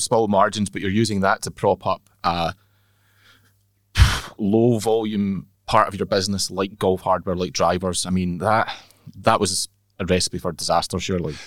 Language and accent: English; Northern Isles, Scotland, United Kingdom; moved away; Growing up in the islands, albeit I didn't grow up in the Western Isles where it's prominent, I grew up in the Northern Isles